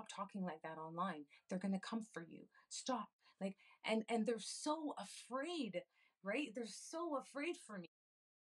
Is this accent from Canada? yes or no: yes; Canada; now in United States; I also immigrated to this country. I'm from Canada